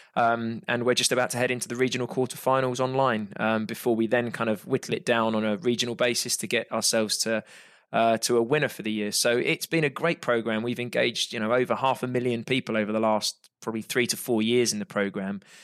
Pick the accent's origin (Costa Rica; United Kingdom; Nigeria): United Kingdom; I'm British